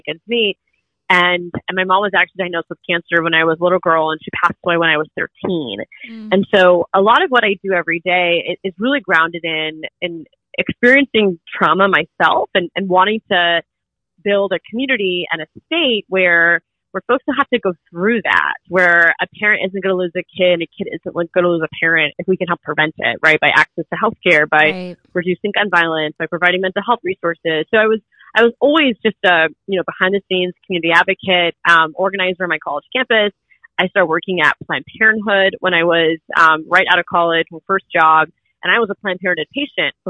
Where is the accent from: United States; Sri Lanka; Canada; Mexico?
United States; Orlando, Florida; I was born and raised in Orlando